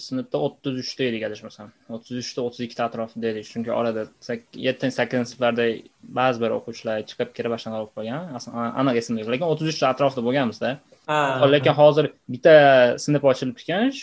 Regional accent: Andijan, Andijan Region, Uzbekistan; men andijon shahardagi ikkinchi umumta'lim maktabida tahsil olganman

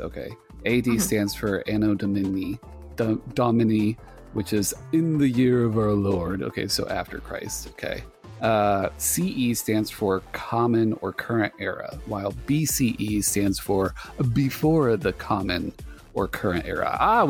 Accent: United States; Like I grew up in the Southeast and the Northeast. So I got like a mix of both.

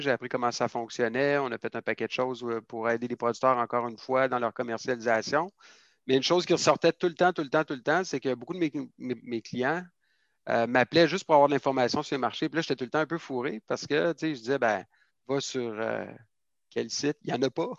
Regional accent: Quebec City, Quebec, Canada; moi, je suis originaire de la ville de Québec, en fait. Euh, j'ai grandi dans le centre-ville de Québec

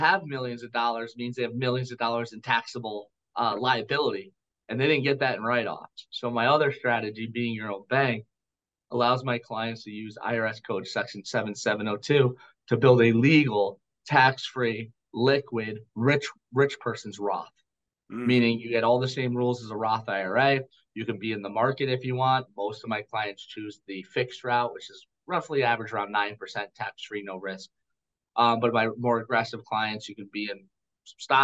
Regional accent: United States; I am an American

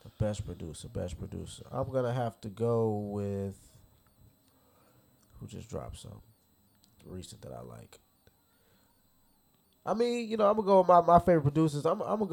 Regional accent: Chicago, Illinois, United States; Born and raised. Chicago. 79th.

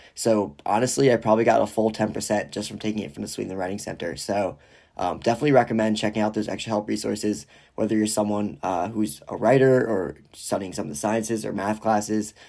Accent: Rye Brook, New York, United States; moved away as an adult; now in Ann Arbor, United States; I am originally from Rybrook, New York, which is about thirty to forty-five minutes outside of New York City.

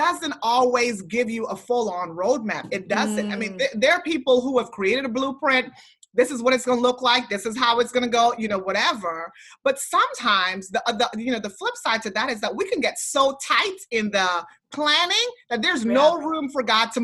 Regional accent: U.S. Virgin Islands; I was raised in St. Thomas, where there's hurricanes all the time

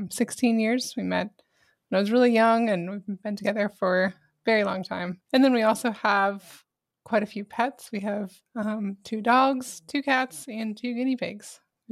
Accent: Albany, New York, United States; moved away as an adult; I'm actually from Albany, New York. Moved down to Texas when I was 18. Met him shortly after. But we both even up there, I lived more in the country and we both kind of miss it a little bit.

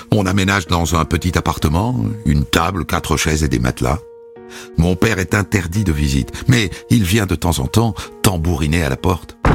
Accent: Évreux, Normandy, France; born there; Je suis né à Évreux, en Normandie, en 1987. Ma mère travaille à l'usine. Mon père est électricien.

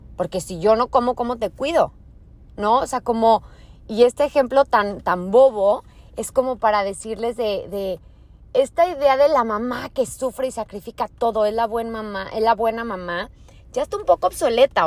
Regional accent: Torreón, Coahuila, Mexico; moved away as an adult; Soy de Torreón, Coahuila

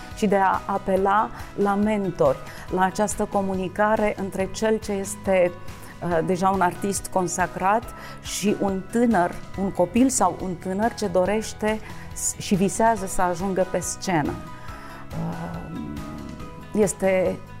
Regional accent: Romania; ca români

